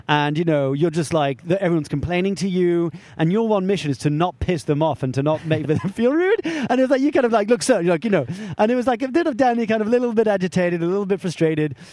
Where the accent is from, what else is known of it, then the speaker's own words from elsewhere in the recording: France; moved away; I was brought up in France